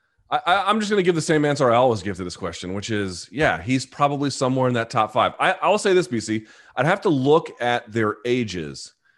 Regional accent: Australia; I'm Australian, so obviously I have a biased view of Volkanovski.

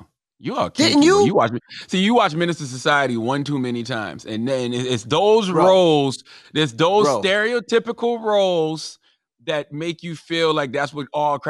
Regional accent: Moncks Corner, South Carolina, United States; I grew up in Monk's Corner, South Carolina. I grew up in a rural area on a dirt road.

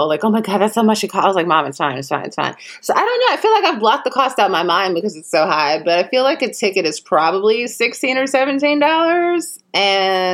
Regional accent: Chicago, Illinois, United States; now in Los Angeles, United States; I'm from Chicago where we have Garrett's popcorn

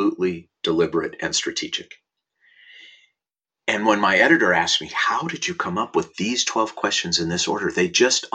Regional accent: Minneapolis, Minnesota, United States; now in Los Angeles, United States; I was born in Minneapolis, Minnesota in 1960 and went to Aquila Elementary School

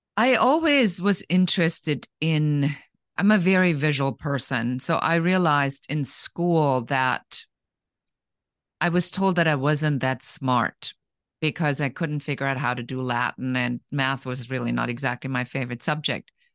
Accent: Germany; moved away as an adult; now in United States; I grew up in Germany, and I came to the United States when I was in my early twenties

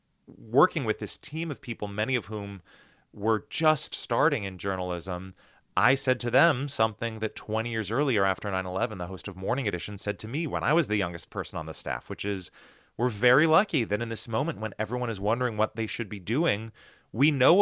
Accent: United States; growing up in the United States, I had been incredibly lucky to live in this country that has two enormous oceans on either side of it

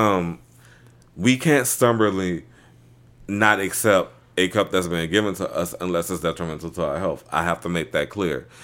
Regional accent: New Orleans, Louisiana, United States; living in New Orleans, growing up around Mardi Gras, both of the houses I grew up in are right off the parade routes

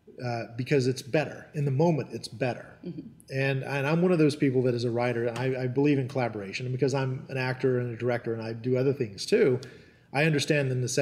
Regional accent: North Carolina, United States; born there; So even though I was born in Western North Carolina in the 1970s, I was the only member of my family that didn't have a local dialect.

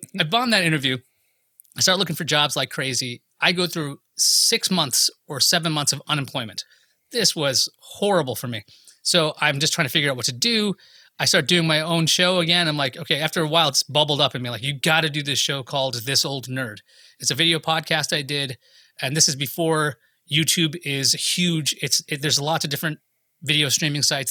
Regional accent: New York, United States; I'm from New York

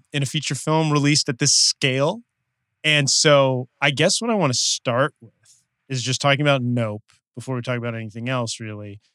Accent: Los Angeles, California, United States; we're both from Los Angeles

